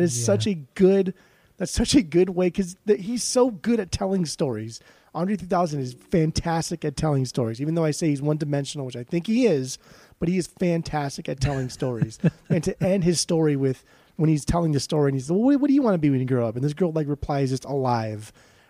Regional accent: the South, United States; growing up in the South, like inevitably you're going to get some type of country song or country sound just embedding into your psyche.

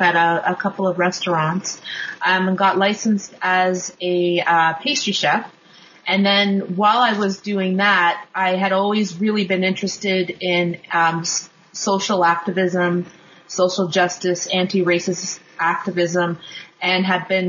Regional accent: Kingston, Ontario, Canada; now in Toronto, Canada; I grew up in Kingston, Ontario

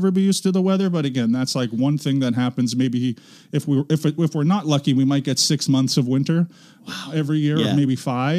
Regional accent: Markham, Ontario, Canada; moved away as an adult; also born or lived in North York, Toronto; I grew up in a suburb called Markham

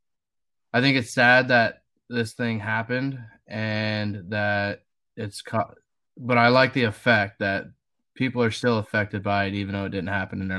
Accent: Washington, United States; I grew up in Washington State. Been, you know, pretty much lived here my whole life

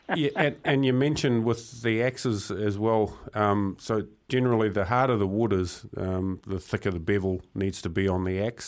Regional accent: Murupara, Bay of Plenty, New Zealand; growing up in Murupara. It was quite a small town, um, strong logging community.

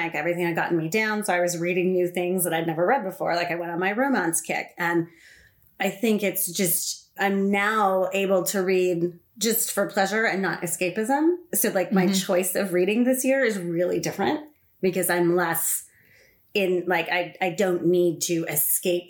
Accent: Los Angeles, California, United States; I'm also a Southern California girl, LA born and raised.

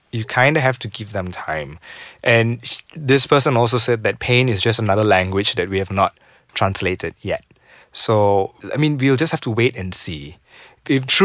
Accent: Seremban, Negeri Sembilan, Malaysia; So I come from Seremban

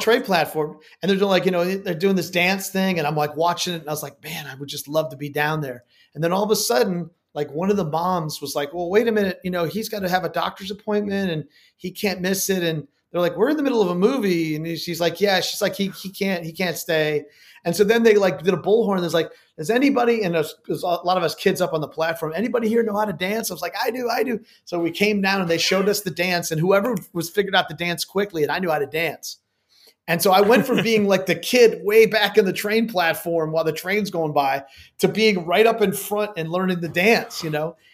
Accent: Chicago, Illinois, United States; moved away as an adult; also born or lived in New York; now in New Orleans, United States; I'm originally from Chicago, but my parents were divorced, so I spent between my most of my youth was between Chicago and New York

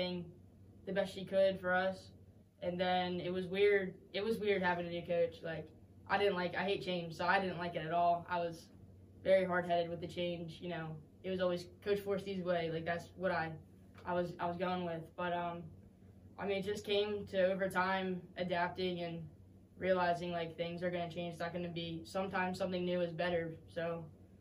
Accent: Newark, Delaware, United States; I'm from Newark, Delaware

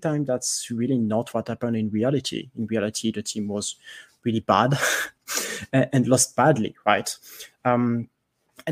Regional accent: France; accent: French; English is a second language; I'm French, if you cannot tell from my accent.

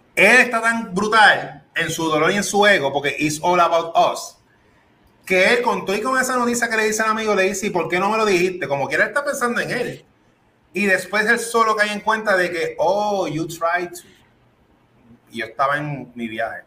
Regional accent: Puerto Rico; Yo soy boricua

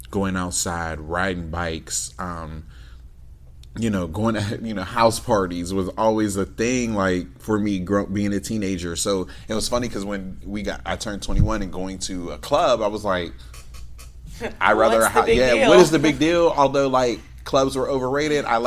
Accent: Manassas, Virginia, United States; moved away; I love being from Manassas

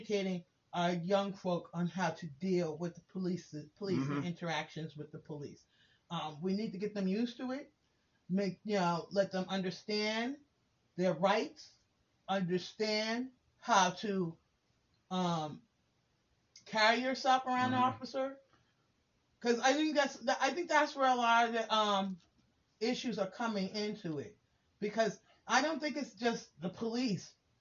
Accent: New York, United States; moved away as an adult; I was the only one that was from New York.

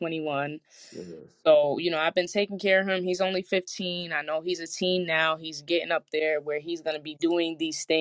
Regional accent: New England, United States; I'm from New England

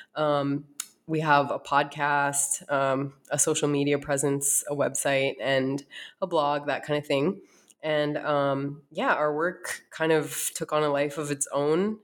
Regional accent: North Dakota, United States; moved away as an adult; also born or lived in East Coast; now in Arizona, United States; I uh, was born and raised in North Dakota

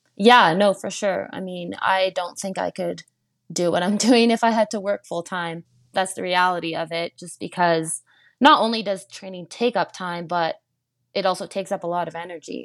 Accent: Chelsea, Quebec, Canada; now in Canmore, Canada; I'm from Chelsea, Quebec.

